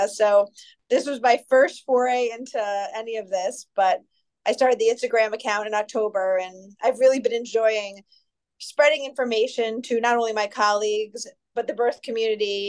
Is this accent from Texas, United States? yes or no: no; New York City, New York, United States; now in Rochester, United States; I'm originally from New York City in Greenwich Village, but I've been in Rochester, New York since 1996